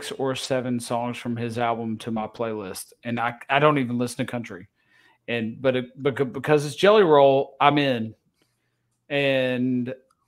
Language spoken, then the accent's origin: English; Nashville, Tennessee, United States; I'm from Antioch